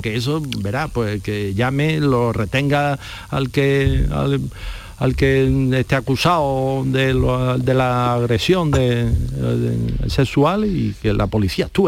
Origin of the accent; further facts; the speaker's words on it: Spain; nos duele a nosotros, que somos mm, los españoles